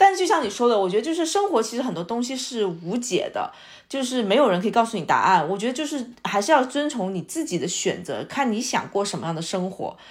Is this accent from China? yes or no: yes; China; 我们应该说是作为中国人，还是我们这个民族，就是包括我们的父母吧，特别是上一代，就是更倾向于稳妥